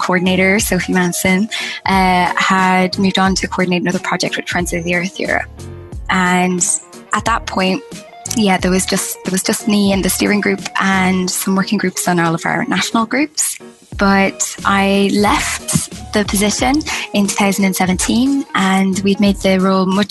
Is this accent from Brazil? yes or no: no; Ireland; I'm originally from Ireland